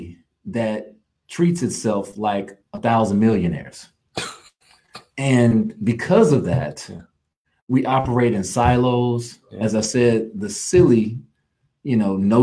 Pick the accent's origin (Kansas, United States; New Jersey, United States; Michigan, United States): Kansas, United States; also born or lived in Louisiana; now in Houston, United States; I was born and raised in Kansas.